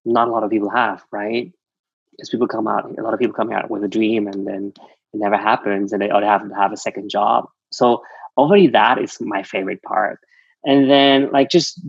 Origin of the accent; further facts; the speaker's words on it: Switzerland; English is a second language; moved away as an adult; now in Los Angeles, United States; growing up in Switzerland, you learn Swiss German